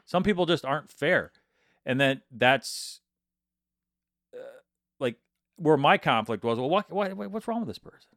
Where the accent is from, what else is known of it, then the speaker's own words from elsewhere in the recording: Midland, Michigan, United States; I'm from Midland